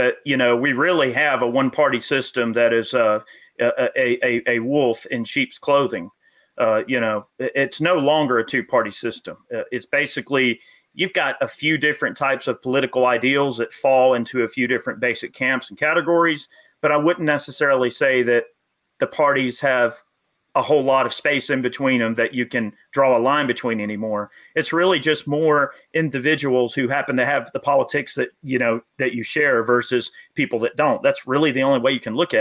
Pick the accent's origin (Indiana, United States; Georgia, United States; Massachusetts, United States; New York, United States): Georgia, United States; right outside of Atlanta; I grew up right outside of Atlanta, and I went to Lake Harbin Elementary over there